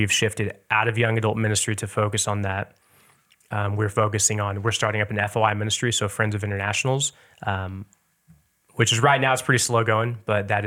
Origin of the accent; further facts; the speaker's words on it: Lee's Summit, Missouri, United States; At the time, I definitely didn't realize how much we had, to mm-hmm. say the least.